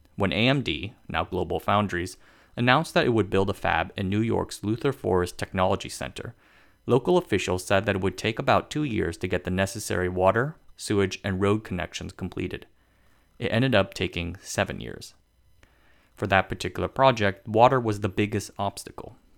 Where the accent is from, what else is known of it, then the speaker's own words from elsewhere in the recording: Tainan, Taiwan; my hometown of Tainan.